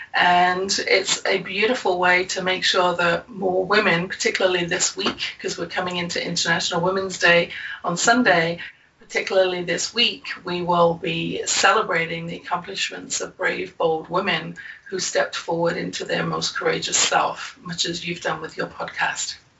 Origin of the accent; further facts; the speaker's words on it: England, United Kingdom; As you can probably tell from my accent, I grew up in England